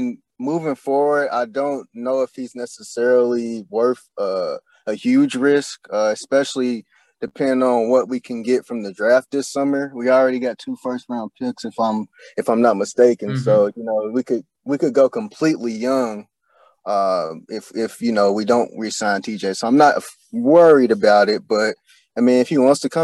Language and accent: English; Louisville, Kentucky, United States; moved away as an adult; now in Indianapolis, United States; I'm originally from Louisville, Kentucky.